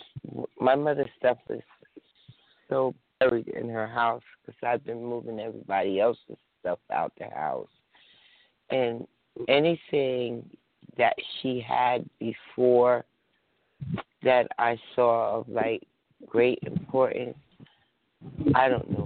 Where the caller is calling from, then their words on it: northern New Jersey, United States; I'm calling from northern New Jersey.